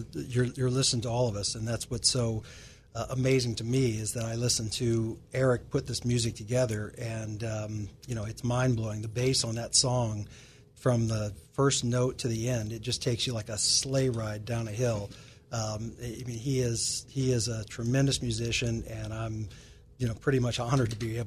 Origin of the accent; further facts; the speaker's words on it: Indiana, United States; Yeah, from the great state of Indiana.